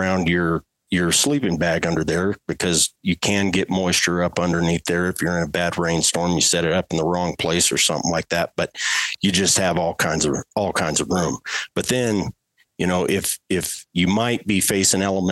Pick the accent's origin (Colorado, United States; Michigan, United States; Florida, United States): Colorado, United States; that's my home state